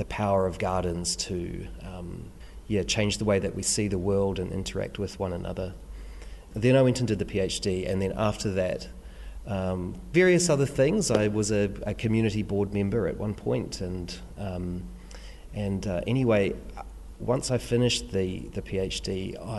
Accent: Christchurch, Canterbury, New Zealand; I grew up in St Martin's here in Christchurch

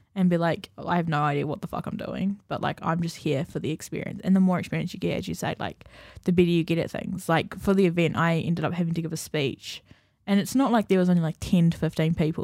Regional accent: Napier, Hawke's Bay, New Zealand; moved away; I'm from Napier

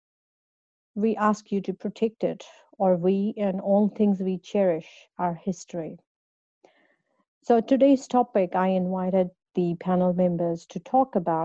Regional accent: India; moved away as an adult; now in New Zealand; I come from India

